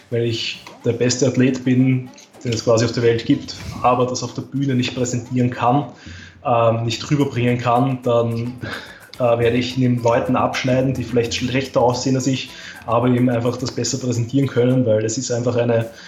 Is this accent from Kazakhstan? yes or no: no; Austria; Also das war eben die Staatsmeisterschaft 2018 bei uns in Österreich.